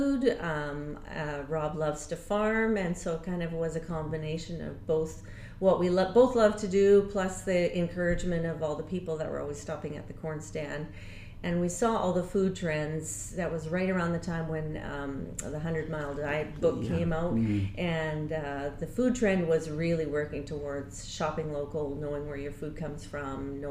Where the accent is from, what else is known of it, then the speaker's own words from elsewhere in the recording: Abbotsford, British Columbia, Canada; We both grew up in Abbotsford, both born and raised in Abbotsford, and grew up here